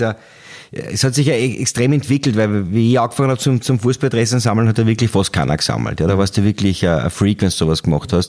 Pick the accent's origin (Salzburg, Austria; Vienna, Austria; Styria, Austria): Styria, Austria; ich bin aus der Steiermark